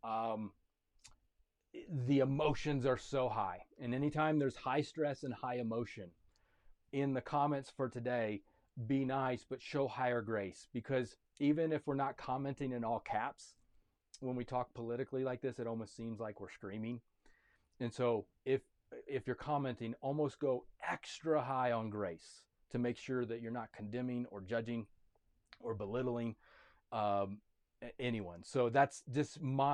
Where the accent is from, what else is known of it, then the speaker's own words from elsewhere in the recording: United States; I am a citizen of America